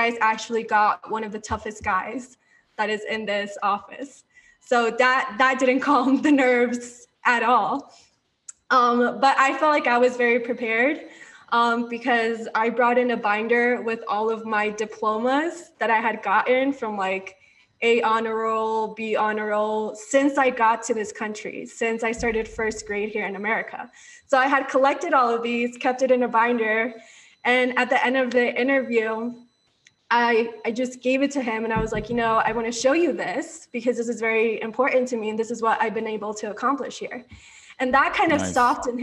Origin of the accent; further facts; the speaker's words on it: Orlando, Florida, United States; moved away as an adult; also born or lived in Colombia / Coral Springs, Florida; now in Denver, United States; Seventh grade, I moved to Orlando